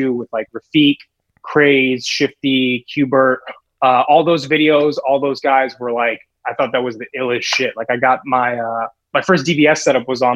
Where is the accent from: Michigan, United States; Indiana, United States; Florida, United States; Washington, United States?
Indiana, United States; Carmel; now in New York City, United States; I'm from Carmel, Indiana, actually, which is like small suburb in middle America